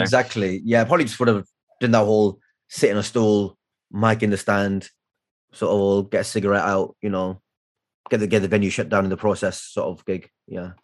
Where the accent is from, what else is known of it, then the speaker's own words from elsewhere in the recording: Blackburn, North West England, United Kingdom; life growing up in Blackburn in the 90s